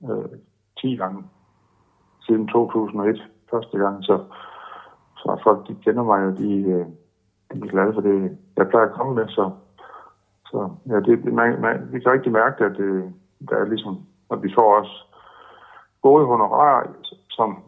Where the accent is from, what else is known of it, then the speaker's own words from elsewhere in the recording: Denmark; vi kommer med som danskere